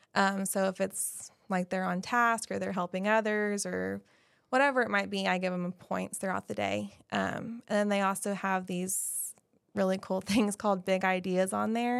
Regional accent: Guthrie, Oklahoma, United States; I grew up in Guthrie, so I went to all the other schools

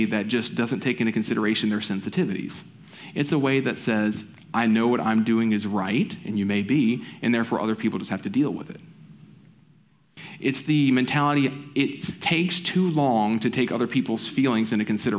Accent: the South, United States; I'm from the South

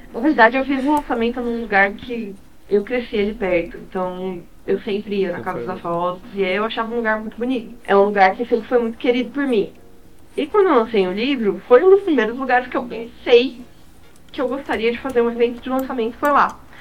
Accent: Brazil; also born or lived in Canada

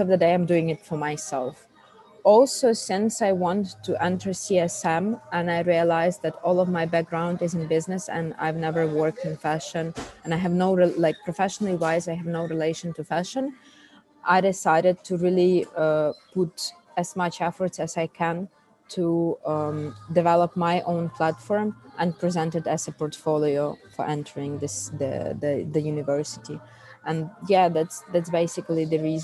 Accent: Ukraine; accent: Russian speaking accent; English is a second language; also born or lived in Switzerland; now in Kyiv, Ukraine; I'm Ukrainian and I have this like Russian speaking accent

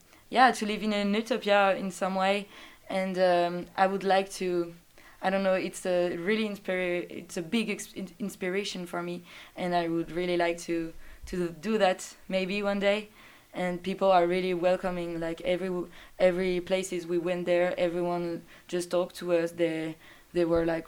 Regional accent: Dijon, Bourgogne-Franche-Comté, France; I'm from Dijon

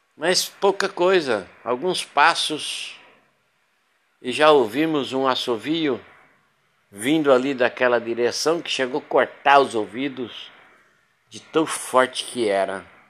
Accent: Paraná, Brazil; moved away as an adult; also born or lived in São Paulo / Goiás / Rondônia / Minas Gerais; now in Porto Velho, Brazil; eu sou nascido do estado do Paraná, de lá me casei, separei, fui para São Paulo

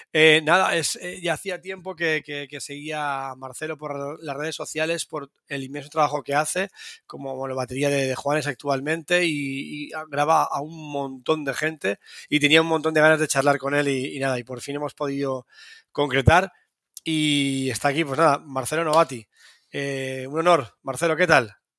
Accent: Spain; soy español y no vivo allí.

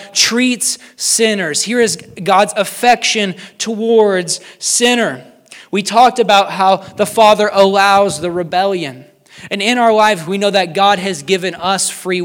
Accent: King City, Missouri, United States; I grew up in King City, Missouri

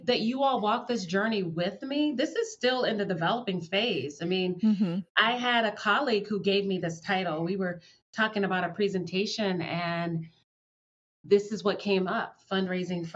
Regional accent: the South, United States; I'm from the South and that's the kind of stuff we do down there

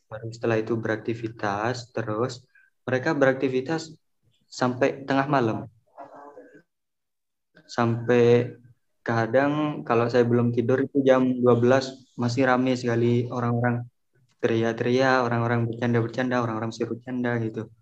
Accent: Indonesia; now in Egypt; Tapi intinya pas kita kan orang Indo kan biasa sarapan pagi gitu kan ya.

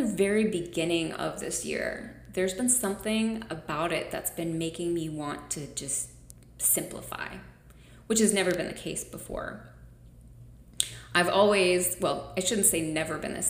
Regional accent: United States; I'm an American

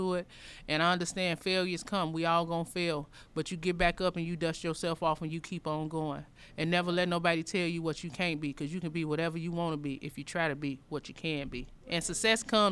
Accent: Chicago, Illinois, United States; I was born and raised here in the North Lawndale area. I'm a fourth generation. I've been here all my life

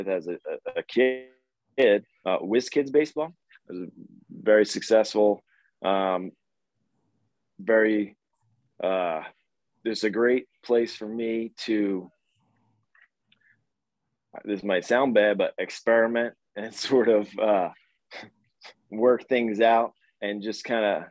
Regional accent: Philadelphia, Pennsylvania, United States; also born or lived in Baltimore, Maryland; I grew up being a multi-sport guy in the Philly area

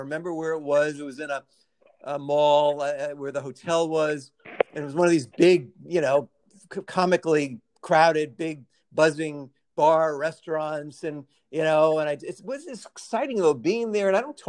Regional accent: New York, United States; she saw I was from New York.

